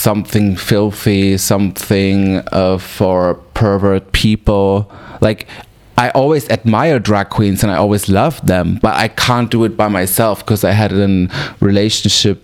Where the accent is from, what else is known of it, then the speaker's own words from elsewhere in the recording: Weil am Rhein, Baden-Württemberg, Germany; English is a second language; moved away as an adult; also born or lived in Freiburg im Breisgau; now in Berlin, Germany; I am from South Germany, a little city called Weil am Rhein. I moved when I was a teenager to Freiburg in Breisgau.